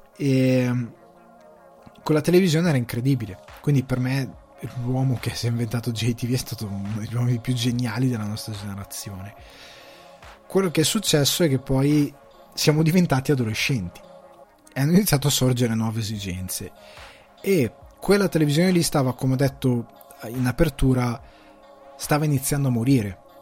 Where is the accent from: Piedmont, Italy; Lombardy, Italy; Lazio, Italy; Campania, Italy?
Lombardy, Italy; moved away as an adult; now in Ireland; io sono cresciuto in Lombardia